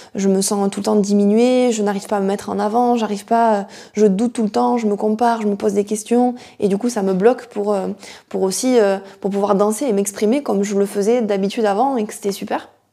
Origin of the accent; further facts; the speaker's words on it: near Toulouse, Occitania, France; je suis originaire du sud de la France, du sud-ouest euh, de Hoche, à côté de Toulouse